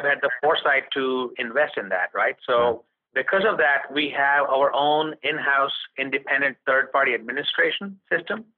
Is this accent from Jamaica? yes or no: no; India; moved away as an adult; also born or lived in Connecticut / New York; now in United States; growing up in India